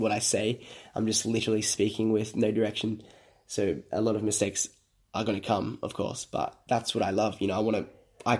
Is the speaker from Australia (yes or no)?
yes; Sydney, New South Wales, Australia; I am from Sydney, Australia.